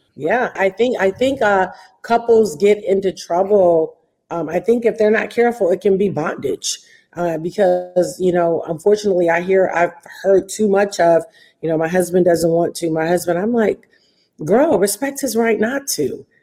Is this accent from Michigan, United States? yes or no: yes; Detroit, Michigan, United States; Detroit, and um, which is my hometown